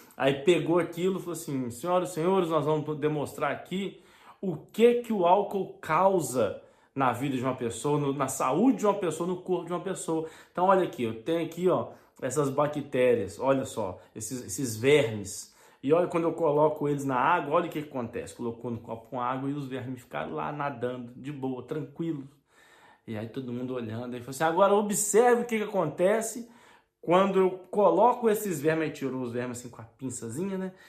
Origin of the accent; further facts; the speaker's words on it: Brazil; now in Portugal; na minha cidade, no meu bairro, né, onde eu vivia, tinha, tinha todo bairro de cidade pequena, cidade do interior, de vilarejos, assim lá no Brasil